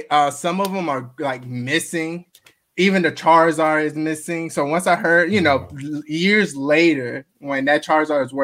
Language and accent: English; Marietta, Georgia, United States; also born or lived in Augusta, Georgia; I was born in Augusta, Georgia, but then we moved down to Marietta, Kennesaw area, and that's where I grew up